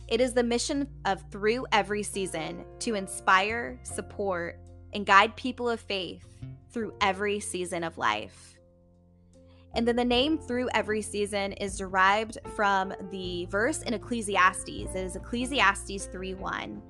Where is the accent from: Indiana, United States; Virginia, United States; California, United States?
Indiana, United States; now in Columbus, United States; I'm originally from Indiana. I now currently reside in the Columbus, Ohio area.